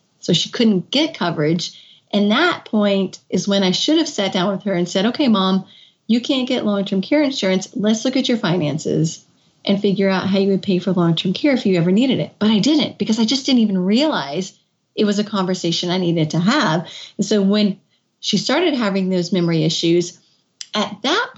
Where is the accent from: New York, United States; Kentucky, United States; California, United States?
Kentucky, United States; moved away as an adult; also born or lived in Washington, D.C.; I had moved back to my home state of Kentucky. I was living in Washington, D.C.